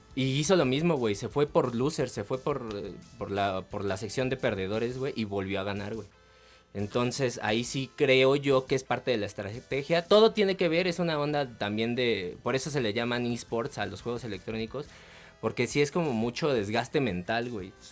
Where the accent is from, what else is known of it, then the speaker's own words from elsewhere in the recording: Mexico; los mexicanos somos bien chingones